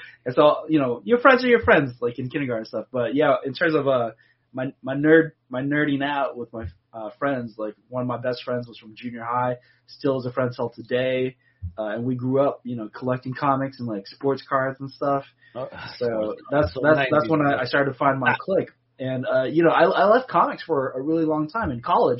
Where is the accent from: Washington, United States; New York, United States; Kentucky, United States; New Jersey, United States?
Washington, United States; Seattle; moved away; also born or lived in Los Angeles; I was born and raised in Seattle and also spent most of my life in L.A.